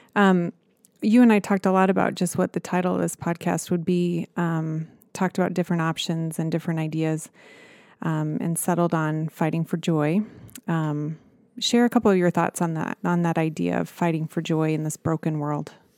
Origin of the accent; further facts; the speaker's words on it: Nebraska, United States; I was a small town girl from Nebraska